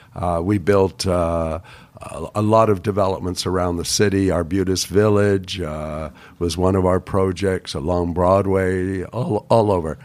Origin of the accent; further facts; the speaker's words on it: Toronto, Ontario, Canada; moved away; also born or lived in Vancouver; I grew up on Bathurst Street in Toronto